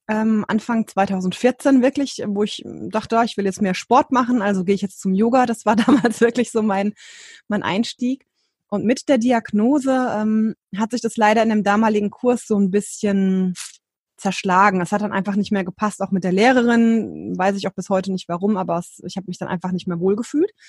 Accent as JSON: {"language": "German", "region": "Hesse", "country": "Germany", "said": "ähm, jetzt aktuell 37 und ich komme aus dem Rhein-Main-Gebiet in Deutschland."}